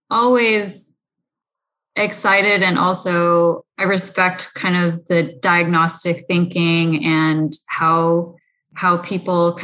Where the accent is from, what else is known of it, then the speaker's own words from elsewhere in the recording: San Francisco Bay Area, California, United States; grew up in the San Francisco Bay Area